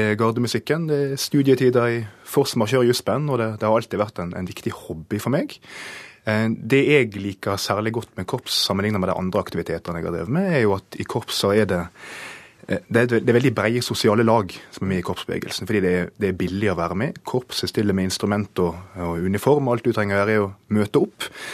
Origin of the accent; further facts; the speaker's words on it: Nordfjord, Vestland, Norway; det er barndommen min i Nordfjord skolekorps